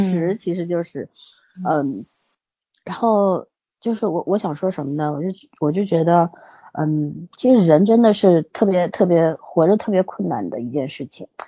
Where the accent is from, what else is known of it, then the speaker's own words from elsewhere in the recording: Shanghai, China; 像我们本土的一些上海人，其实也面临着这样的生活困境